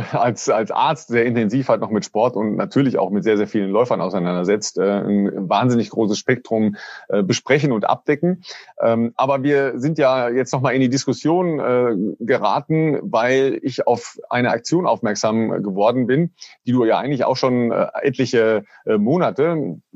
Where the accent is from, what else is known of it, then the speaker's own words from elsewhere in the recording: North Rhine-Westphalia, Germany; Ich komme ja eigentlich aus dem Kreis Recklinghausen